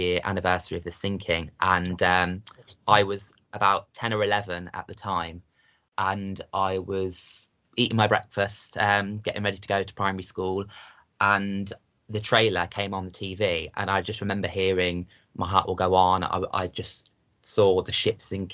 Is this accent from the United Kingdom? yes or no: yes; Coventry, West Midlands, United Kingdom; I'm from a place called Coventry in England